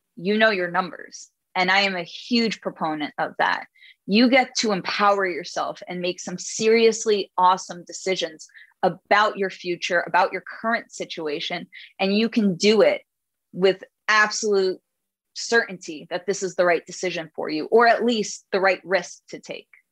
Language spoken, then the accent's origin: English; New York City, New York, United States; I'm Jewish from Brooklyn